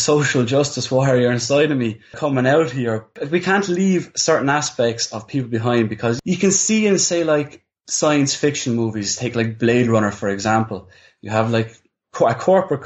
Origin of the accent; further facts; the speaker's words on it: Ireland; we're Irish, we're living in Ireland